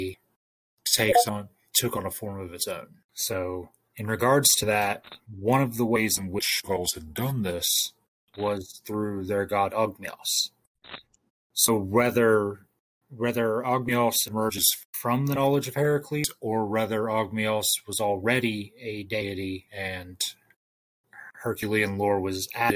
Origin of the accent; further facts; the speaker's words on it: Ohio, United States; I'm from Ohio